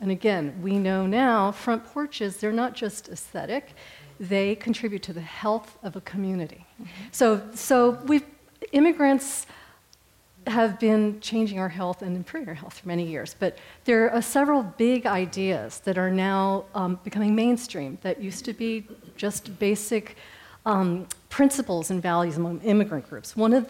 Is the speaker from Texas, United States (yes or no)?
yes; Houston, Texas, United States; I'm from Houston, Texas